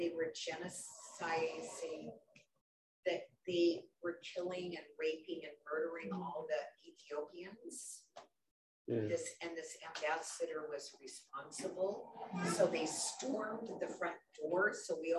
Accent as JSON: {"language": "English", "area": "Skagit County", "region": "Washington", "country": "United States", "said": "I come from Skagit County"}